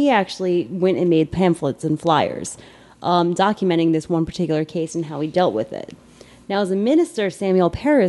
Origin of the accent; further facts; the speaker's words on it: Ireland; I'm Irish, so I grow beauty marks like there's no tomorrow.